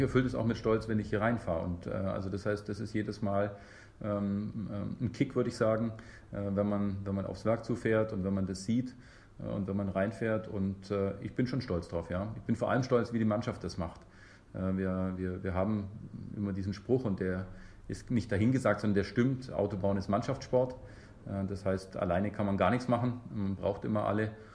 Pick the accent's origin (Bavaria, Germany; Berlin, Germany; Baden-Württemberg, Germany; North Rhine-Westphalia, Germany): Bavaria, Germany; Memmingen; moved away as an adult; also born or lived in Munich; now in Bremen, Germany; ich bin gebürtiger Bayer, ehrlich gesagt. Ich komme aus Memmingen und ähm, habe auch in München studiert, also äh, so meine Schule und Studium in, im Süden verbracht